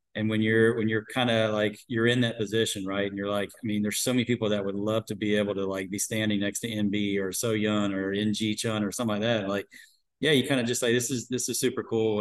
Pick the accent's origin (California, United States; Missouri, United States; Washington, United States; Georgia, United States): Georgia, United States; Atlanta; moved away; also born or lived in Arizona; I grew up in Atlanta. I grew up down south